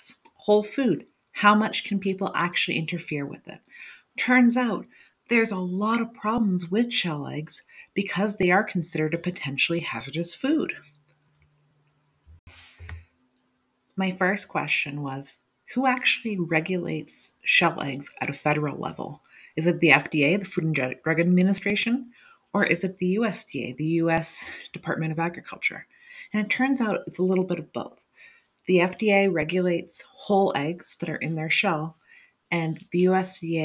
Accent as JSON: {"language": "English", "region": "New Hampshire", "country": "United States", "tie": "born or raised there", "said": "my hometown of New Hampshire"}